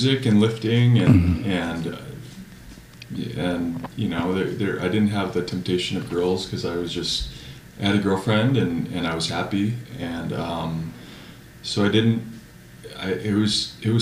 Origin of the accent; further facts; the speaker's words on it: Carpinteria, California, United States; now in Santa Barbara, United States; I come from Carpinteria, which is a small town. Mm-hmm. I live in Santa Barbara now, which is 15 miles away